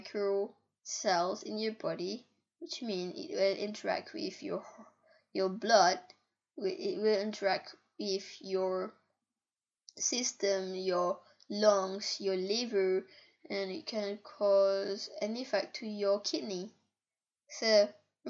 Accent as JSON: {"language": "English", "country": "Malaysia", "tie": "born or raised there", "second_language": "English", "said": "I was born in Malaysia"}